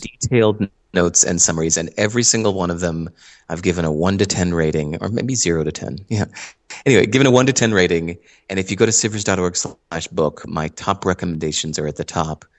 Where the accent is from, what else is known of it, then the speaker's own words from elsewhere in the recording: Hinsdale, Illinois, United States; moved away as an adult; also born or lived in New York City; now in Santa Monica, United States; I grew up in Hinsdale, Illinois